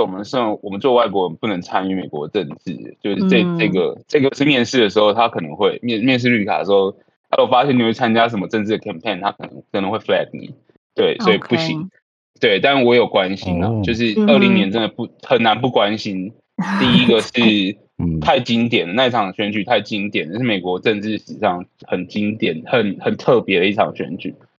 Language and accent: Chinese; Taiwan; moved away as an adult; now in Atlanta, United States; 我们在台湾来的这样子